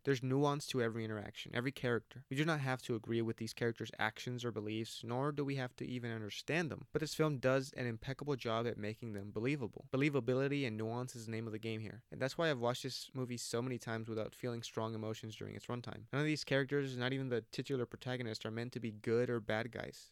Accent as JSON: {"language": "English", "country": "United States", "said": "As an American"}